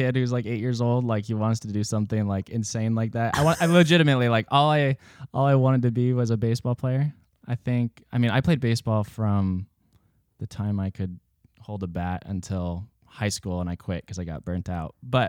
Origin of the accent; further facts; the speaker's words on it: Newport Beach, California, United States; born there; also born or lived in Billings / Seattle; I was born in Newport Beach, California. And then after about a year and a half, my family moved to Montana because California is expensive.